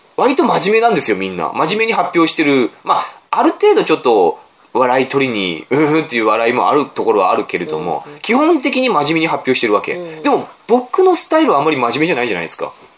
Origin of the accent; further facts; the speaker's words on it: Aomori, Japan; 僕、青森の出身の作家